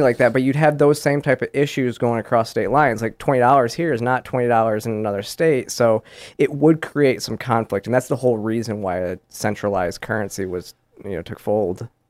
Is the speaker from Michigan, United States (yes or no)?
yes; Michigan, United States; I grew up in Michigan, and we used to go to Canada